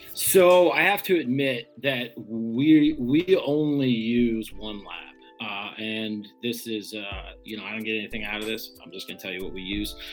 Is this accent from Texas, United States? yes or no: yes; Texas, United States; moved away as an adult; also born or lived in Vancouver Island, British Columbia; now in Michigan, United States; the place that I grew up was in Texas